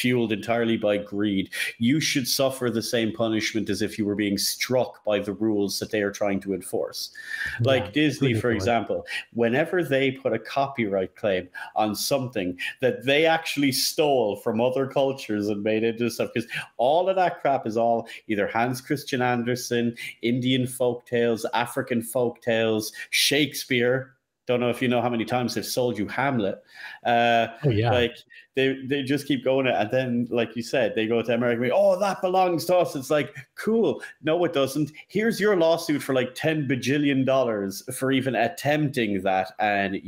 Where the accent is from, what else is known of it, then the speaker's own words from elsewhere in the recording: Ireland; I'm from Ireland.